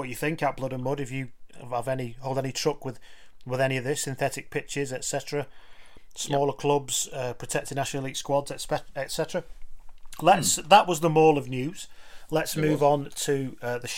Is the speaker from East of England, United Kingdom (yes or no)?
no; near Wigan, North West England, United Kingdom; I'm from near there. I grew up near Wigan